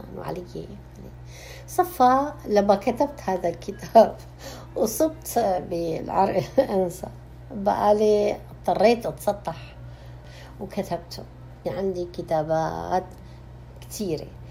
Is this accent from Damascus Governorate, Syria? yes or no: yes; Damascus, Damascus Governorate, Syria; moved away as an adult; now in Canada; ولدت في مدينه دمشق واكيد ترعرعنا هناك بهالمدينه العظيمه التاريخيه الاصيله